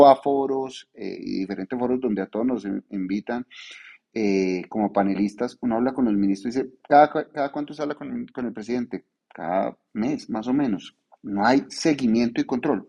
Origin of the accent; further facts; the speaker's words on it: Paisa, Antioquia, Colombia; yo soy muy paisa